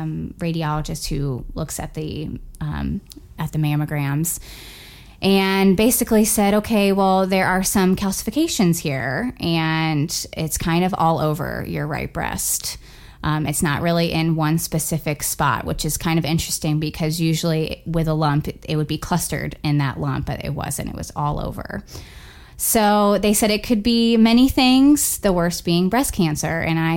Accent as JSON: {"language": "English", "region": "Florida", "country": "United States", "moved": "as an adult", "lives_now": "Indiana, United States", "said": "I am originally from Florida. My husband and I moved here almost 2 years ago in December."}